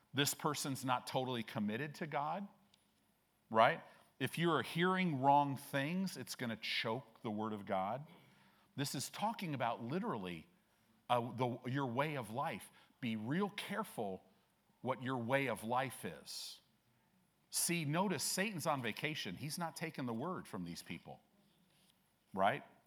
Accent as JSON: {"language": "English", "town": "Chicago", "region": "Illinois", "country": "United States", "tie": "born or raised there", "moved": "yes", "lives_now": "Omaha, United States", "said": "I was born in Chicago"}